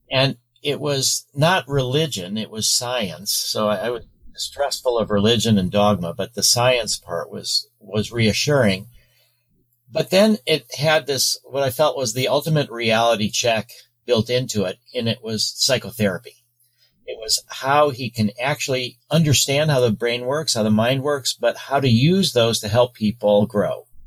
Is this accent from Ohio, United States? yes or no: no; Chicago, Illinois, United States; I was born in Chicago